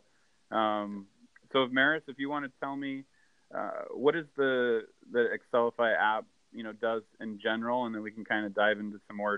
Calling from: Vancouver, Washington, United States; And I'm calling from Washington State. I'm in a little city called Vancouver, not Vancouver, BC, but Vancouver, Washington.

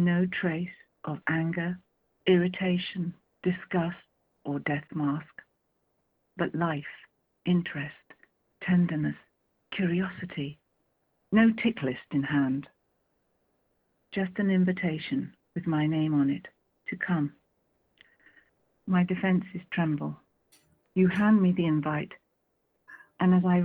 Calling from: Marlow, South East England, United Kingdom; I'm calling from Marlow in Buckinghamshire.

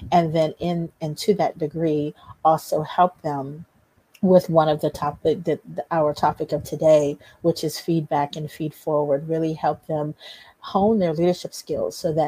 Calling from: District Heights, Maryland, United States; I am in District Heights, Maryland, which is right outside of Washington, D.C.

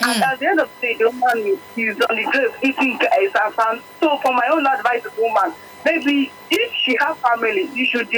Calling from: Ikorodu, Lagos, Nigeria; I'm calling from Ikorodu.

